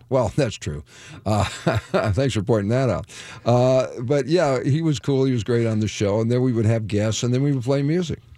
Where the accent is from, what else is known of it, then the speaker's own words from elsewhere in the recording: Detroit, Michigan, United States; I'm from Detroit